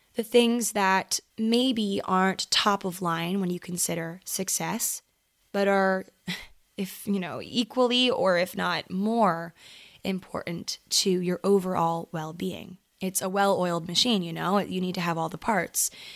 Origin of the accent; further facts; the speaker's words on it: Maryland, United States; moved away as an adult; now in Los Angeles, United States; I grew up in Maryland